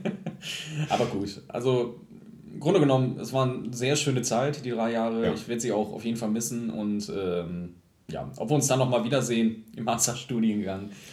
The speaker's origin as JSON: {"language": "German", "town": "Lingen", "region": "Lower Saxony", "country": "Germany", "moved": "as an adult", "said": "ich komme ja halt aus Lingen und ähm, habe davor noch in einem kleineren Dörfchen in der Nähe von Lingen gewohnt"}